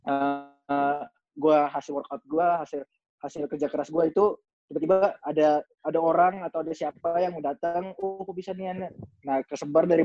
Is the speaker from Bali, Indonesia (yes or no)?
yes; Bali, Indonesia; gue tuh nggak besar di timur kan nggak besar di Kupang gue besar di Bali